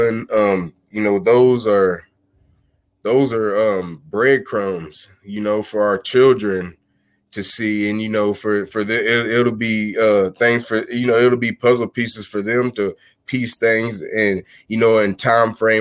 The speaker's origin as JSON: {"language": "English", "region": "Missouri", "country": "United States", "moved": "as an adult", "lives_now": "Texas, United States", "said": "I'm originally from Missouri, and the last 3 or 4 years I've relocated down to Texas"}